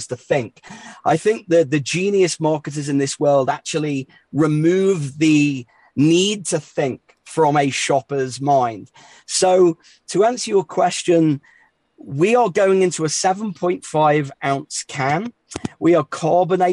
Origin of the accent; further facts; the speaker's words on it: England, United Kingdom; accent: English; also born or lived in New York City, United States; now in Denver, United States; I class myself as an American these days with an English accent.